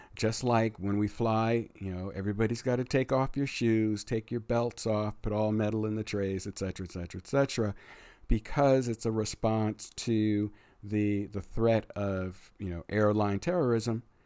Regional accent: United States

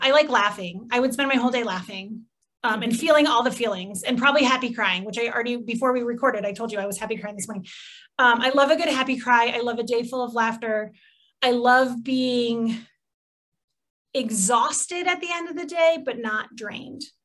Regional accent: Midwest, United States; I'm from the Midwest, so a lot of things just go in a casserole

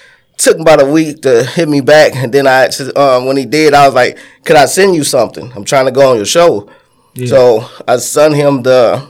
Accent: Michigan City, Indiana, United States; I'm from Michigan City, Indiana.

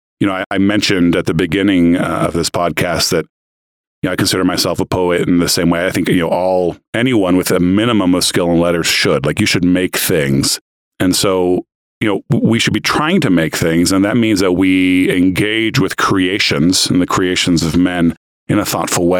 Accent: United States; moved away; also born or lived in Brazil; I'm American too

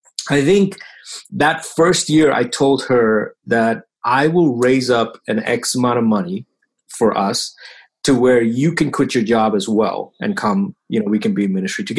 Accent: Bahrain; now in United States; so now I live here in the US. When I tell friends that, you know, I grew up in Bahrain

